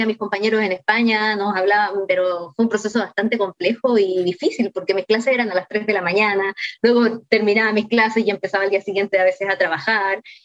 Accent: Talcahuano, Biobío, Chile; de Talcahuano, de hecho yo crecí, estudié siempre en Talcahuano

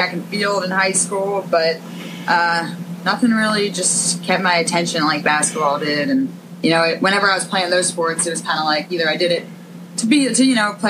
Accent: Narberth, Pennsylvania, United States; I'm from Philadelphia, right outside of Philly, Narberth.

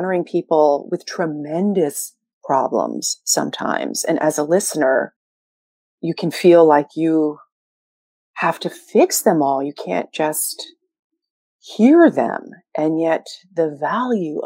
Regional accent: New York City, New York, United States; I'm a Sagittarius from Brooklyn

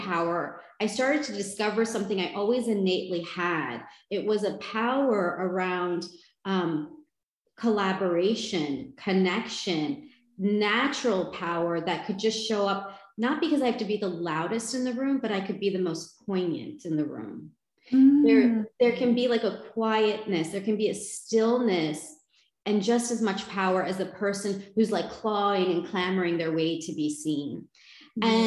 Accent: United States; I was born and raised in the United States

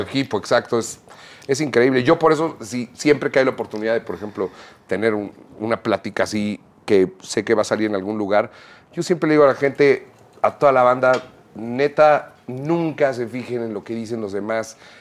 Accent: Mexico; Hablando como artistas mexicanos

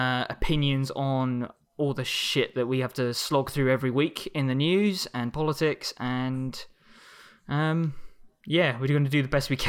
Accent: the south of England, United Kingdom; You can find me on Twitter at …. I'm still from the south of England

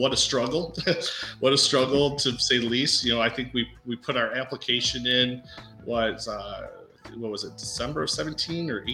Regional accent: Davison, Michigan, United States; Sean and I were born and raised in Davison, a couple of Davison boys

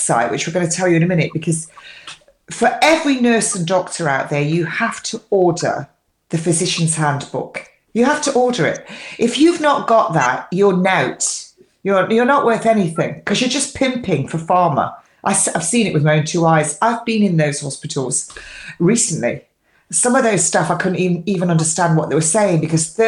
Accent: England, United Kingdom; I'm English

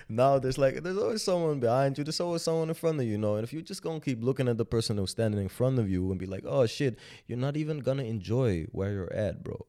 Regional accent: Amstelveen, North Holland, Netherlands; also born or lived in Sudan; I grew up in Amstelveen, uh, which is a very nice neighborhood

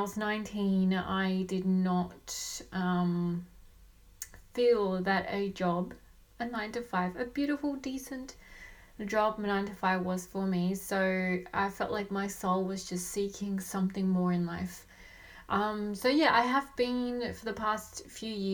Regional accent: Australia; also born or lived in Colombia / Sydney, Australia; I live in Sydney, Australia. I was born in Colombia and raised in Australia.

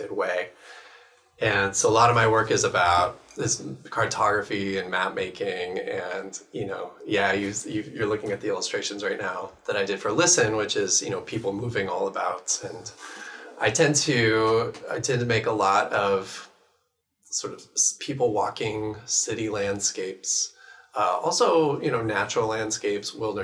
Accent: Bellevue, Washington, United States; now in Seattle, United States; I was born and raised here in Bellevue. I live in Seattle.

